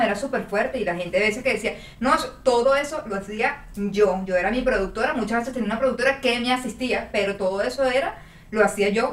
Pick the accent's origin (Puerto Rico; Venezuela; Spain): Venezuela; moved away; sí extraño Venezuela, extraño lo que vivía allá